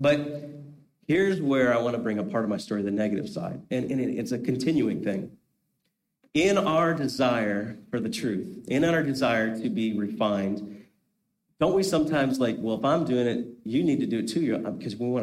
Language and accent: English; Holmes County, Ohio, United States; first language Pennsylvania Dutch (Amish); English is a second language; we moved from Holmes County, which is where all the Amish were at the time, and we moved a county over